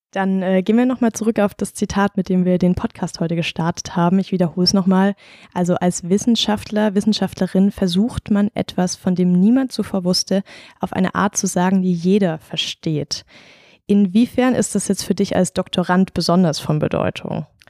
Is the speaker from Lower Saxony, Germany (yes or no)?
no; Rastatt, Baden-Württemberg, Germany; ich komme aus Rastatt